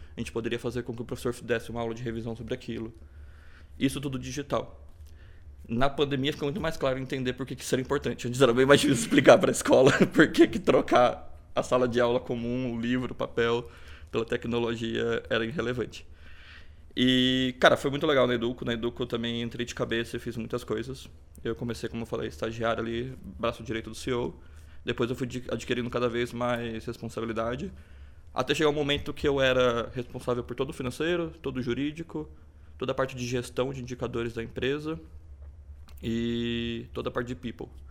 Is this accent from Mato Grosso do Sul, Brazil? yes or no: no; Presidente Prudente, São Paulo, Brazil; born or raised there; also born or lived in Gabriel Monteiro, São Paulo